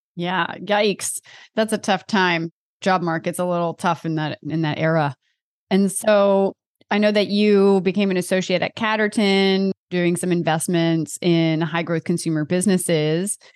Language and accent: English; Delaware, United States; I'm from Delaware